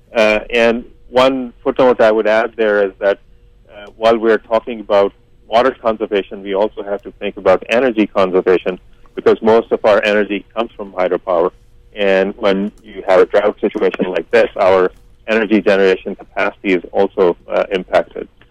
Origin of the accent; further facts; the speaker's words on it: India; now in Canada; I come from India, and I do know that we have water issues even in a city like Mumbai.